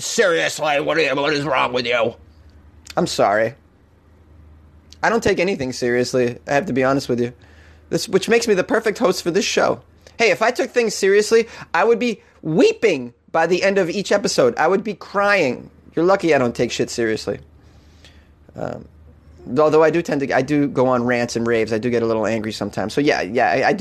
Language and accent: English; Boston, Massachusetts, United States; accent: Boston; my Boston accent